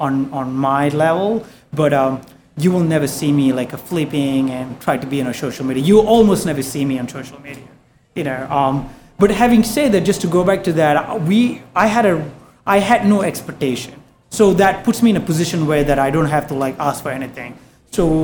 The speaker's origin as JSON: {"language": "English", "country": "Malaysia", "also_born_or_lived": "Singapore", "moved": "as an adult", "lives_now": "New York, United States", "said": "I'm from Malaysia"}